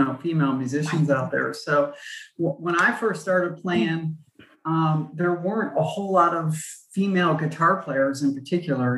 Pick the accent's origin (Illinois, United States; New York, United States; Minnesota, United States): New York, United States; Buffalo; I grew up in Buffalo, New York